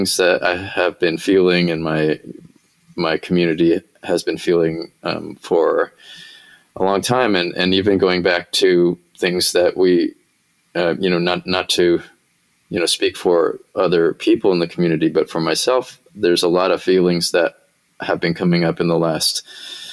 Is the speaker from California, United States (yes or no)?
yes; Bay Area, Northern California, United States; moved away as an adult; also born or lived in Los Angeles / New York; now in Nashville, United States; I grew up in Northern California